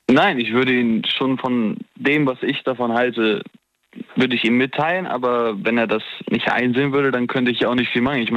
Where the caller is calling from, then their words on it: Erftstadt, North Rhine-Westphalia, Germany; Äh, ich komme aus Erfstadt.